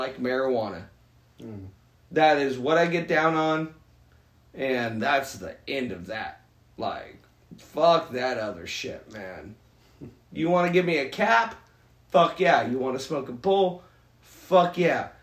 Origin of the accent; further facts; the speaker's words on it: Southern California, United States; growing up in Southern California.